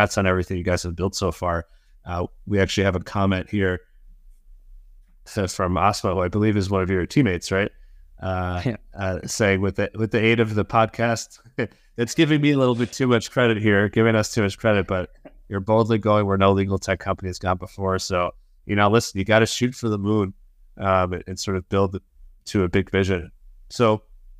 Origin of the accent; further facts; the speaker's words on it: United States; I'm American